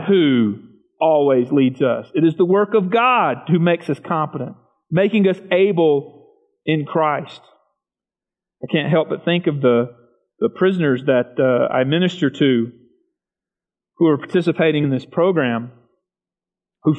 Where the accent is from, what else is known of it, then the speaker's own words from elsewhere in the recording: the South, United States; I grew up in the South, rural South.